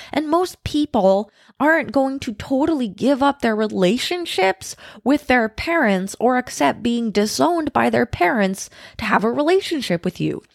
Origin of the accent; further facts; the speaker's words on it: United States; moved away; I'm American